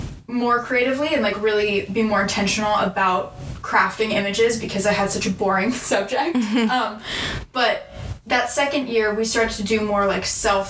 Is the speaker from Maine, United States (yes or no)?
no; San Diego, California, United States; I'm from San Diego, California